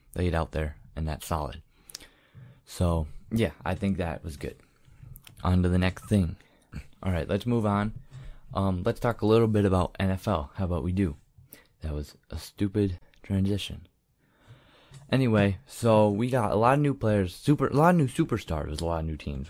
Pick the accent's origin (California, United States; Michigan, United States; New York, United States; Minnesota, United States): Michigan, United States; I'm from Michigan, so I'm a big Michigan State fan